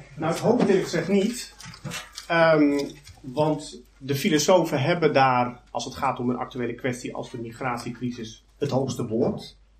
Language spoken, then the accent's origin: Dutch; Netherlands; ik kom uit Nederland, domineesland